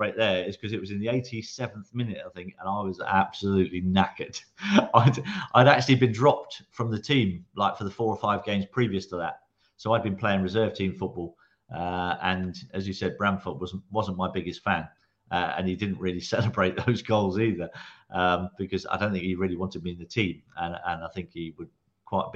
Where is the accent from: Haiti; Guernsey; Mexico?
Guernsey; moved away; I grew up in Guernsey, on the beaches of Guernsey